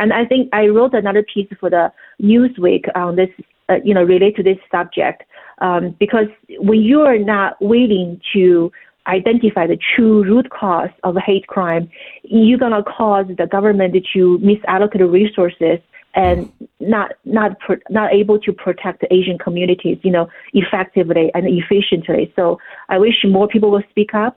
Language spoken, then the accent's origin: English; China; moved away; growing up in China.